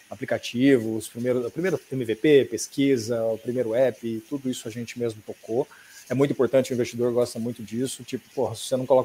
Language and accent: Portuguese; Cuiabá, Mato Grosso, Brazil; now in São Paulo, Brazil; Quando eu vim para São Paulo, eu vim de Cuiabá, Mato Grosso, para São Paulo.